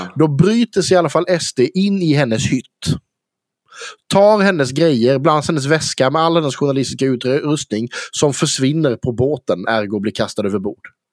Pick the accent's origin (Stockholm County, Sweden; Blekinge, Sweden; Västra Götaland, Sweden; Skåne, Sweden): Blekinge, Sweden; Karlskrona; accent: Blekinge dialect; also born or lived in Fågelmara